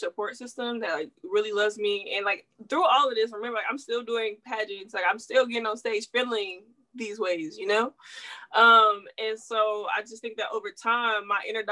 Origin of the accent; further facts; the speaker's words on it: Houston, Texas, United States; also born or lived in Louisiana / Washington, D.C.; I'm from Houston, Texas, Houston fed and bred for sure. I lived in Louisiana for a small bit